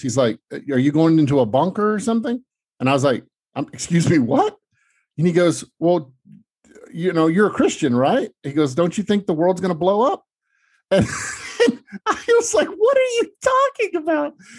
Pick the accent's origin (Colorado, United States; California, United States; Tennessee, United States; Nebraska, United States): Tennessee, United States; Memphis; now in Los Angeles, United States; I grew up in Tennessee in Memphis